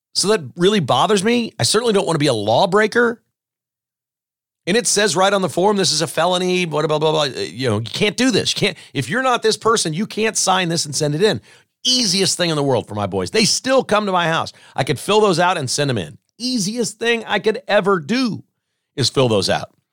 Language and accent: English; Kansas, United States; also born or lived in Joplin, Missouri / Lenexa, Kansas; I grew up in Kansas.